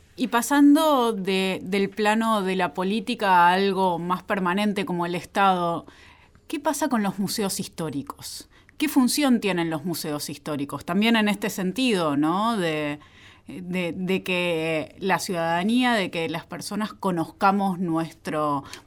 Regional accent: Argentina; soy ciudadana argentina

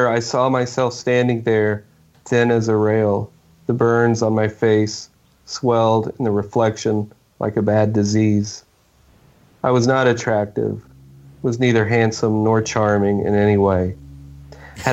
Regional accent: Oklahoma, United States; I grew up in Oklahoma, and I've stayed here my whole life.

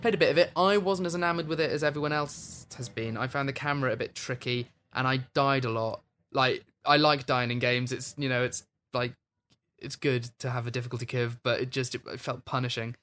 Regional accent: Wales, United Kingdom; When I was a kid, we had, like, dress up in traditional Welsh dress and stuff.

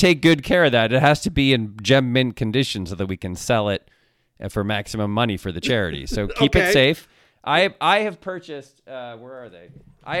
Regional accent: Ann Arbor, Michigan, United States; I was born in Ann Arbor. I'm a Michigan guy.

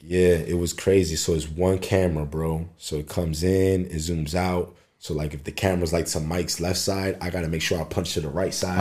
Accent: Philadelphia, Pennsylvania, United States; moved away as an adult; now in Los Angeles, United States; my hometown

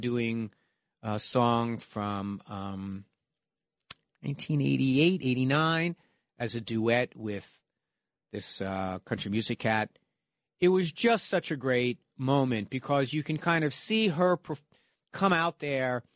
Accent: United States; I'm an American

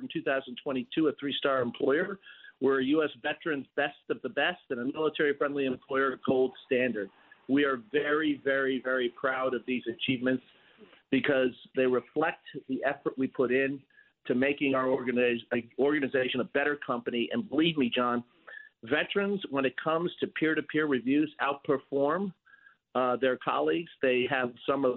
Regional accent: New York City, New York, United States; as a New Yorker

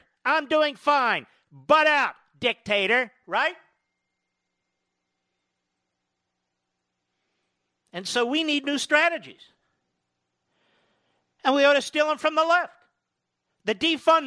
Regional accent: Philadelphia, Pennsylvania, United States; I'm a Philadelphian

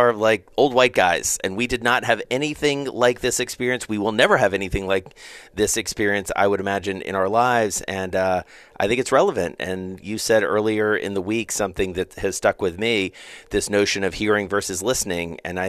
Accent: Southern United States, United States; Well, you know, my view of it, again, as a Southerner

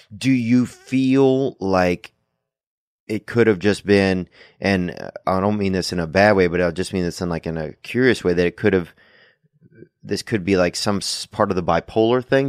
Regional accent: Covington, Louisiana, United States; moved away; we went back to Covington in my hometown

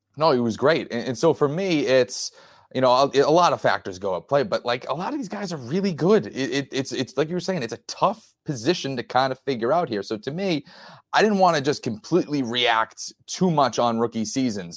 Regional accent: New England, United States; I'm from New England, I, I'm a, a Patriots guy

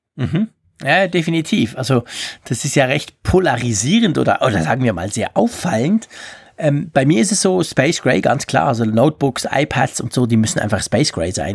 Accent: Switzerland; bei uns in der Schweiz

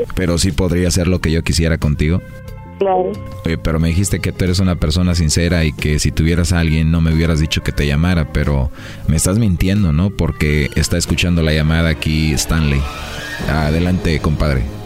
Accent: Mexico; yo soy mexicano

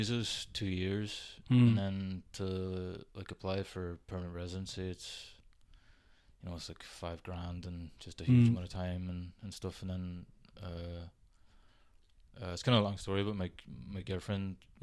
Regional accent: County Donegal, Ireland; moved away; also born or lived in Toronto; I'm from Donegal originally

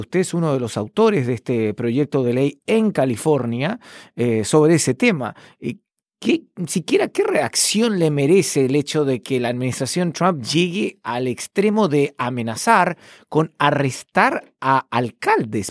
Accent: Chile; now in Washington, DC, United States; mi país de origen, Chile

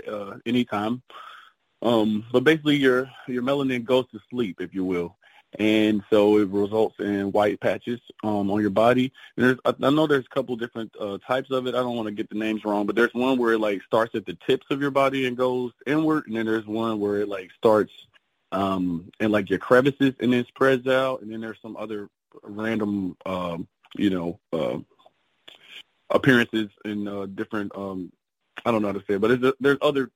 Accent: Cincinnati, Ohio, United States; moved away as an adult; now in Miami, United States; So I was born and raised in Cincinnati, Ohio. Grew up there, and then I moved to Miami in 2021.

